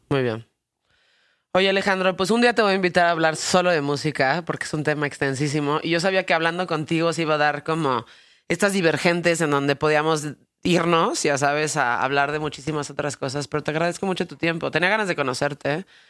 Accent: Mexico; vivo en México y que soy mexicano

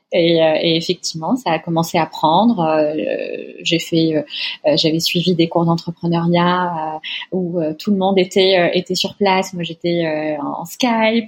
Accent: Tunisia; moved away as an adult; now in France; je suis née, j'ai grandi en Tunisie où j'ai fait une partie de mes études. Euh, ensuite, je suis venue en France pour poursuivre mes études

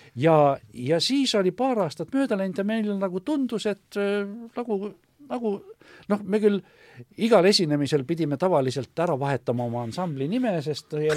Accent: Pärnu, Pärnu County, Estonia; moved away; ma olen küll Pärnust pärit

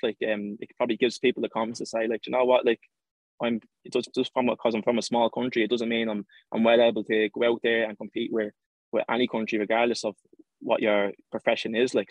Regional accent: Ireland; accent: Irish; I was born in Ireland and I've lived here uh, all my life.

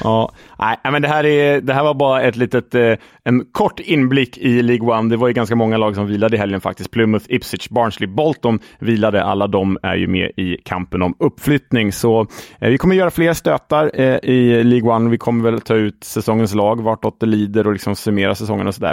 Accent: Sweden; som svensk

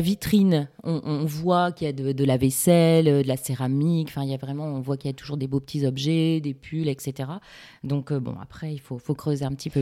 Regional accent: Lille, Hauts-de-France, France; Je suis lilloise

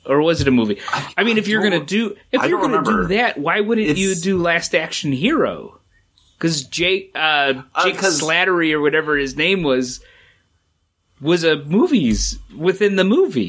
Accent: Dusseldorf, North Rhine-Westphalia, Germany; born there; All I know is I was born in Dusseldorf

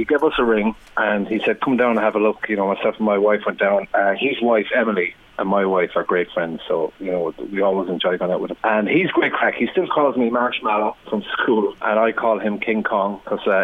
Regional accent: Tipperary, Munster, Ireland; I'm from Tipperary

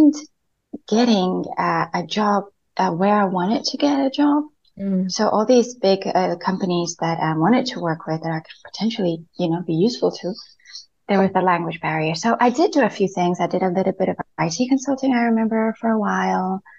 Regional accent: Spain; first language Spanish; English is a second language; moved away as an adult; also born or lived in United Kingdom / Madrid / Barcelona; now in United Arab Emirates; born and brought up in Spain

